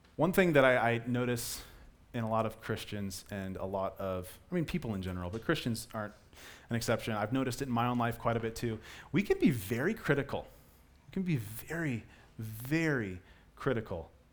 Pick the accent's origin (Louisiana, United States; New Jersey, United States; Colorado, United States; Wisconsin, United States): Colorado, United States; I was born and raised in Colorado